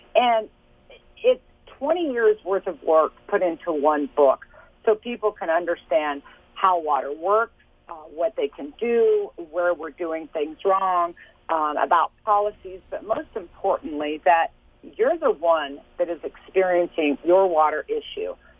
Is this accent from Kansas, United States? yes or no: yes; Lawrence, Kansas, United States; I was born and raised in Lawrence, Kansas.